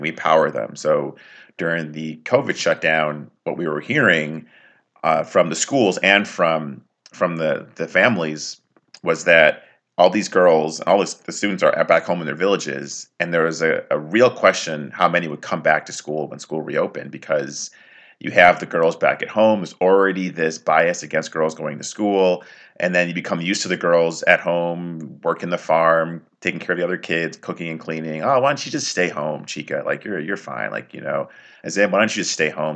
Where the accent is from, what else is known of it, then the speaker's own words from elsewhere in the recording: United States; I was born and raised here in the U.S.